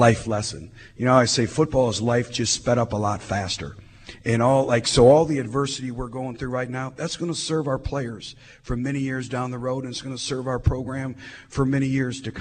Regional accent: Michigan, United States; moved away; I grew up in Michigan

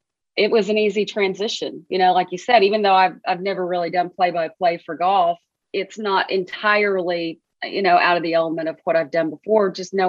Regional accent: Arkansas, United States; Anybody who knows me knows how much I care about my home state. I love it. I'm so proud to be an Arkansan. There aren't better people in the world than Arkansans.

